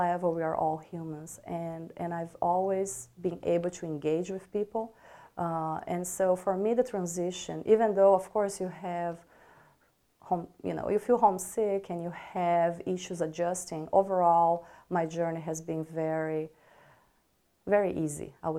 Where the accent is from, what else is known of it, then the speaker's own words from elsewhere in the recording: Brazil; moved away as an adult; also born or lived in Arkansas, United States; now in Batesville, United States; I am originally from Brazil. I came to US in 2003 to pursue my doctorate at University of Arkansas in evolutionary biology.